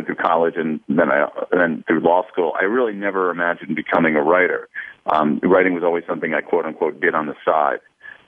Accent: Columbus, Ohio, United States; I grew up in Central Ohio, as you say, in Columbus, and that probably had a big effect. The older I get, it's interesting, the more I realize how much being raised in the Midwest had an effect on me

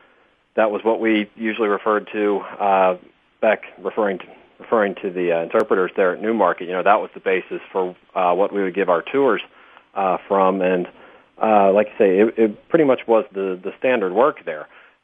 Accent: Richmond, Virginia, United States; I grew up in Richmond

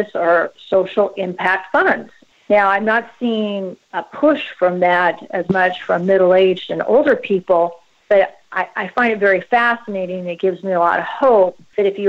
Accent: Seattle, Washington, United States; moved away as an adult; also born or lived in Chicago; now in Texas, United States; I was born and raised in the Pacific Northwest, specifically Seattle

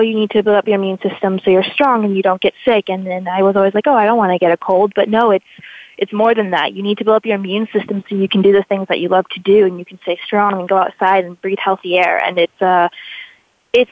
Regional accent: Nashua, New Hampshire, United States; born or raised there; also born or lived in Amherst, New Hampshire / Boston, Massachusetts; now in Vermont, United States

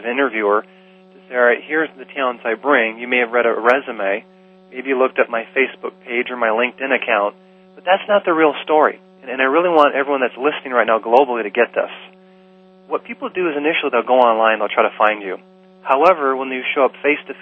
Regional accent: Michigan, United States; I'm from Michigan.

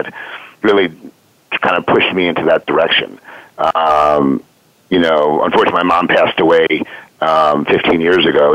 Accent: New York, United States; moved away as an adult; now in Philadelphia, United States; I was born and raised in New York.

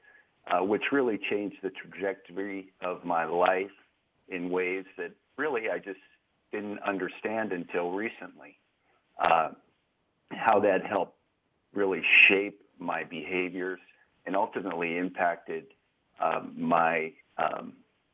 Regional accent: Southern California, United States; my life started out in Southern California

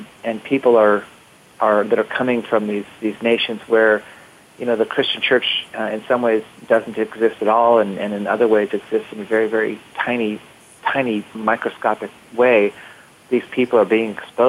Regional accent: United States; being an American

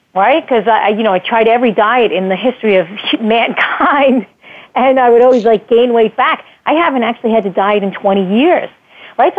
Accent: United States; as an American kid growing up in the 70s

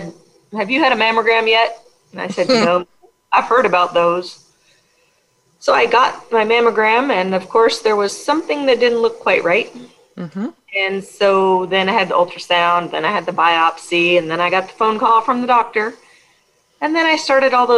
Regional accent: Pacific Northwest, United States; I grew up here in the Pacific Northwest

